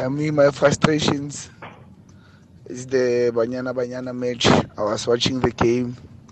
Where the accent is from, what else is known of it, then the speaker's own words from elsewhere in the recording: South Africa; maybe it's because I'm a South African and I'm a South African fan